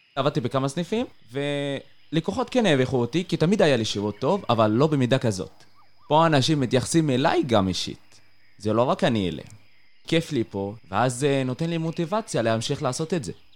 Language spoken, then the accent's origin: Hebrew; Tayibe, Israel; moved away as an adult; now in Beersheba, Israel; אני במקור מטייבה